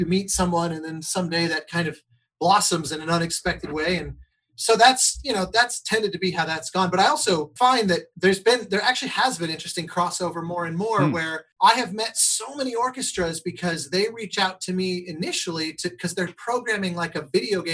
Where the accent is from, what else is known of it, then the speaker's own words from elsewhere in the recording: Colorado, United States; the Colorado Symphony years ago. My hometown orchestra